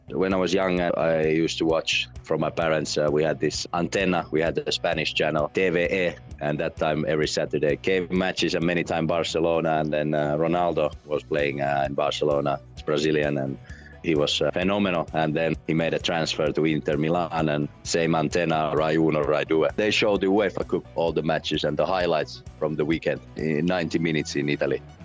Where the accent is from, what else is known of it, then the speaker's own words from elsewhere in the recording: Vantaa, Uusimaa, Finland; moved away as an adult; also born or lived in Netherlands / Slovenia; I played hockey, also organized hockey up here in my hometown